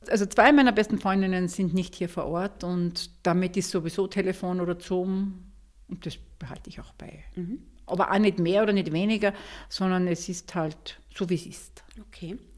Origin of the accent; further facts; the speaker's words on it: Schärding, Upper Austria, Austria; born there; now in Mondsee, Austria; Ich bin bei den Goldhauben einerseits hier in Monsee, aber auch in meinem Geburtsort in Schering und schätze diese Gemeinschaft sehr